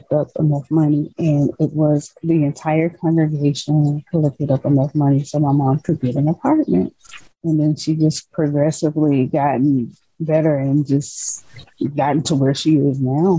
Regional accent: Decatur, Georgia, United States; also born or lived in Shreveport, Louisiana; I live in Atlanta, but I was born in Shreveport, Louisiana, but I was raised in Decatur, Georgia

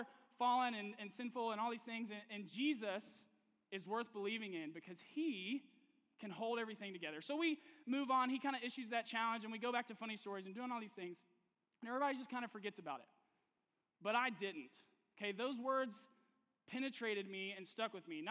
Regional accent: Nashville, Tennessee, United States; moved away as an adult; also born or lived in Texas; I am actually originally from Nashville, Tennessee, so my entire family is there, all of my friends from college, everyone I'd ever grown up with is in Tennessee

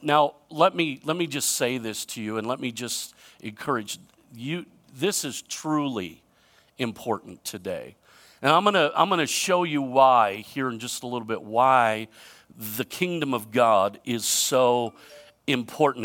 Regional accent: United States; I'm proud to be an American

